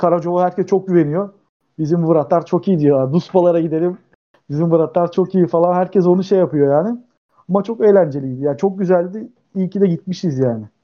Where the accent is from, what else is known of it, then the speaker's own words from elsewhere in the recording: Dzhebel, Kardzhali Province, Bulgaria; now in Turkey; ben Cebelliyim.